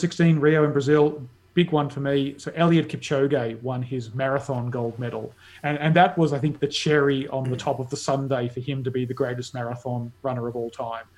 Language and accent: English; Australia; as an Australian